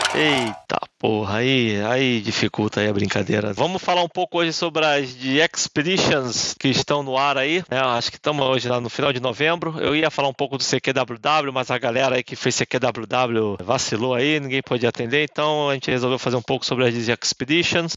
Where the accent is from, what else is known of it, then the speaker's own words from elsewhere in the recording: Brazil; como bom brasileiro